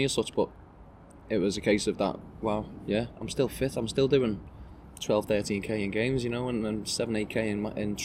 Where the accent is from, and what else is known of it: Birkenhead, North West England, United Kingdom